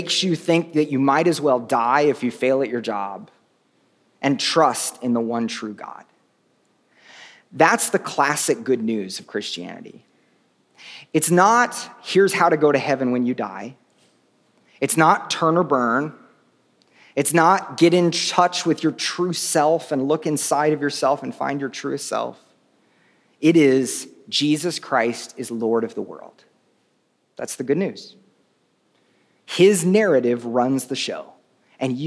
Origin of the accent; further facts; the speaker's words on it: Oklahoma, United States; I grew up in Oklahoma, and we had lots of tornadoes